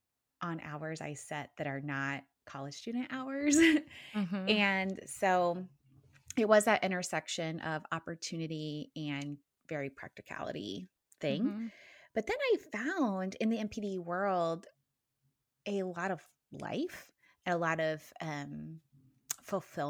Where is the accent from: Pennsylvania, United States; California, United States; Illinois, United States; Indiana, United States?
Indiana, United States; East Central; I am originally from Indiana, East Central Indiana, to be exact. I grew up on a farm